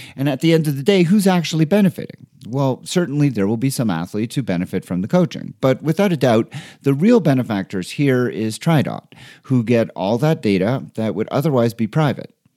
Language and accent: English; Montreal, Quebec, Canada; moved away as an adult; now in Denver, United States; my hometown of Montreal from where I had just moved